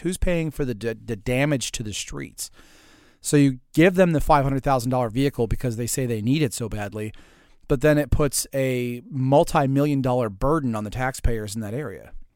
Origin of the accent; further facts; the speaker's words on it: Pearl River, Louisiana, United States; Pearl River, Louisiana, population twenty-six hundred, which is my hometown.